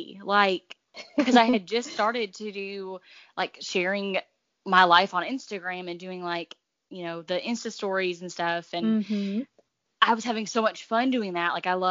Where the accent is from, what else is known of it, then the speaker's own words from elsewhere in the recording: North Georgia, United States; moved away as an adult; now in South Georgia, United States; I grew up in North Georgia